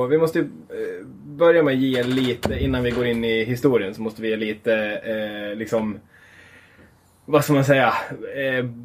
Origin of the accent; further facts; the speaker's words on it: Gävle, Gävleborg County, Sweden; Hemma i Gävle en Norrland och en whiskypinne på bordet.